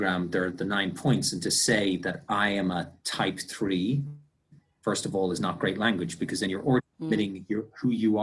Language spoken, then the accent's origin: English; Ireland; I'm Irish.